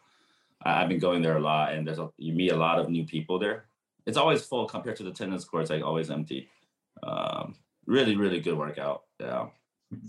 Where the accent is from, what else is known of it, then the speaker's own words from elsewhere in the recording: San Diego, California, United States; I did my hometown right